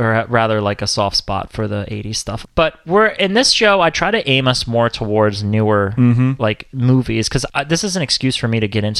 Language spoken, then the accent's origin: English; United States; from my perspective as an American